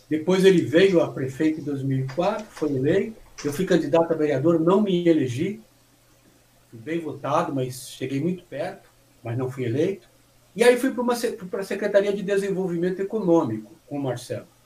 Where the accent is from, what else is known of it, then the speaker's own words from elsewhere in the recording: São Joaquim da Barra, São Paulo, Brazil; born there; Eu nasci em São Joaquim da Barra, é uma cidade ali na região de Ribeirão Preto, e meu pai, veio, vindo do interior, a gente veio para a região ali da Vila Ed, Vila Ed, Jardim Brasil, zona, zona norte de São Paulo.